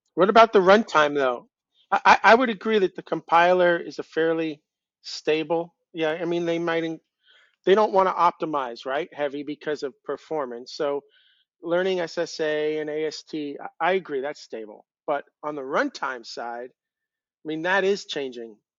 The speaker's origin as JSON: {"language": "English", "area": "Long Island", "region": "New York", "country": "United States", "tie": "born or raised there", "said": "I grew up on Long Island, but it's connected to the rest of the United States"}